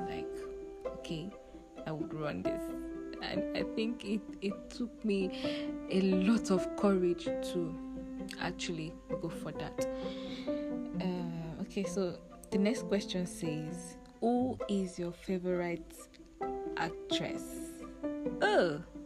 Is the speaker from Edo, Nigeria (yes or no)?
no; Lagos, Nigeria; also born or lived in Uyo, Akwa Ibom State, Nigeria; I grew up in the center of excellence Lagos State. Eko Nibaje. okay, so I grew up in Lagos State